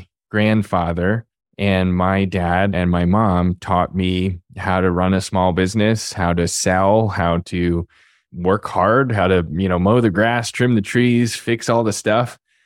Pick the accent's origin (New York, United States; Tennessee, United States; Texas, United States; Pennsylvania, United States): Pennsylvania, United States; Reading; But I grew up on DeLong Christmas Tree Farm in Reading, Pennsylvania, or just outside of Reading, Pennsylvania.